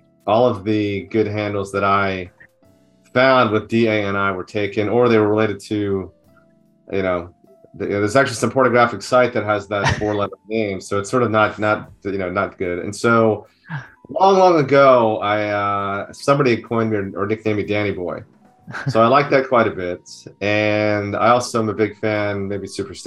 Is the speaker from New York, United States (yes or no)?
yes; Merrick, New York, United States; now in California, United States; I grew up in New York, in the suburbs of New York City on Long Island, in a town called Merrick, which is on the South Shore.